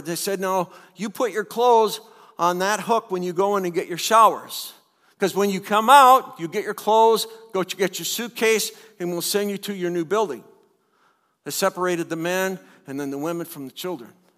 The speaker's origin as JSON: {"language": "English", "country": "United States", "tie": "born or raised there", "said": "growing up in the United States and growing up in a church"}